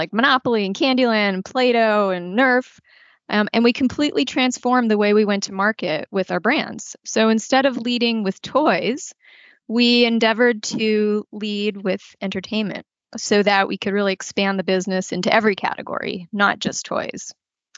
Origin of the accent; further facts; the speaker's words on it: Canada; moved away as an adult; also born or lived in Toronto; now in United States; I'm actually a Canadian and got my first job out of university at Hasbro in their Toronto office